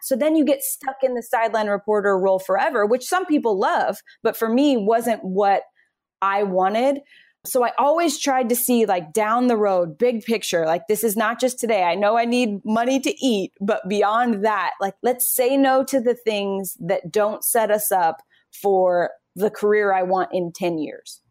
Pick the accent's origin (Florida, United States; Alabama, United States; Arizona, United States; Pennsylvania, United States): Arizona, United States; Phoenix; moved away as an adult; also born or lived in New York City; I grew up in Phoenix